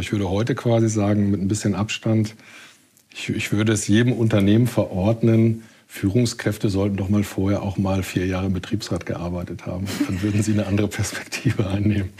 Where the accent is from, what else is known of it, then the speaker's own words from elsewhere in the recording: Ruhr area, North Rhine-Westphalia, Germany; moved away as an adult; now in Hamburg, Germany; Also ich bin ähm, im Ruhrgebiet geboren. Ich bin ähm, groß geworden im Ruhrgebiet